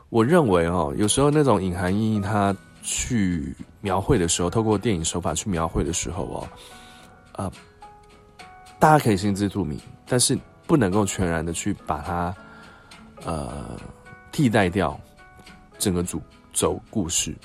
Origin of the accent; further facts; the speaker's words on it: Taiwan; 我们台湾这边